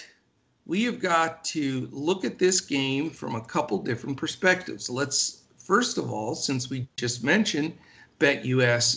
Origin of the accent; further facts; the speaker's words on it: Pennsylvania, United States; moved away; I'm originally from Pennsylvania